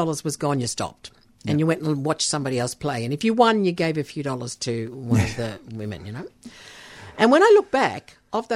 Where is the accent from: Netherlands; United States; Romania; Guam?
Netherlands; moved away; my background is Dutch. I was born in Holland